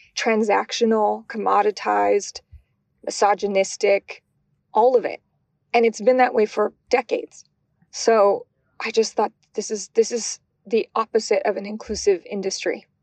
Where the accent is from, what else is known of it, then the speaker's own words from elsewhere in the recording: Albuquerque, New Mexico, United States; moved away; also born or lived in California / Michigan; growing up in New Mexico, I always liken it to almost being in Portlandia, but in Albuquerque